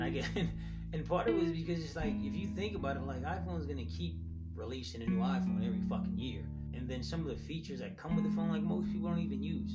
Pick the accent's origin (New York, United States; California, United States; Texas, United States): California, United States; Los Angeles; I'm from South Central LA, and I'm a proud LA native